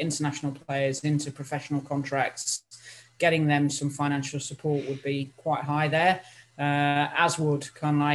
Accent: Nottingham, East Midlands, United Kingdom; I'm an East Midlands girl. I was born in Nottingham

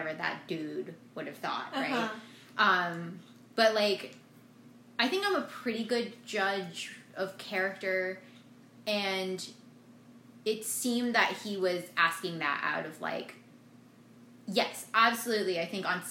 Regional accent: Ithaca, New York, United States; now in Atlanta, United States; I was from Ithaca

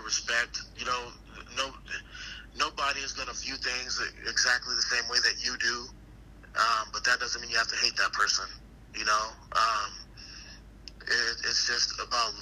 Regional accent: Arizona, United States; I'm born and raised in Arizona

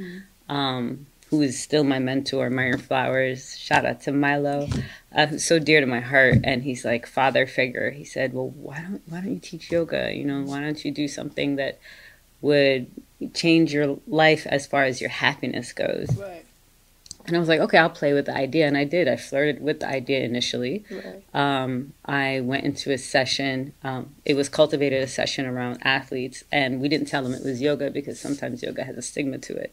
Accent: Dubai, United Arab Emirates; moved away as an adult; also born or lived in Maryland, United States; now in United States; I was born and raised in Dubai, and I came to America actually in December of 2008.

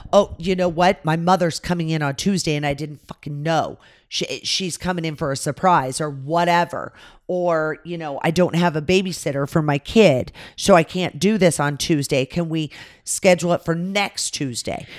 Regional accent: California, United States; moved away; I grew up in California

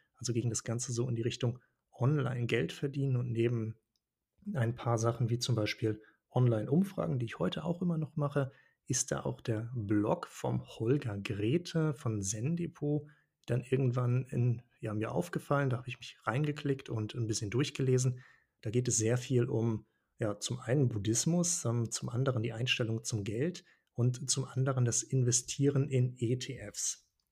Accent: Schleswig-Holstein, Germany; also born or lived in Hannover / Portugal / Tanzania; now in Hanover, Germany; Ich bin ursprünglich in Schleswig-Holstein geboren, also sehr nah an Dänemark

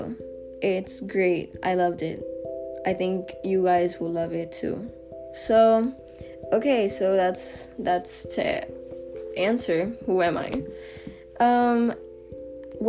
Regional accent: San Juan, Puerto Rico; I'm from Puerto Rico, specifically San Juan. I love where I live

